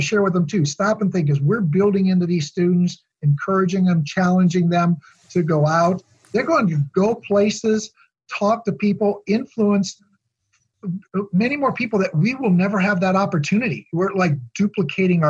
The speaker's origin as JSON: {"language": "English", "region": "Midwest", "country": "United States", "tie": "born or raised there", "said": "growing up in the Midwest"}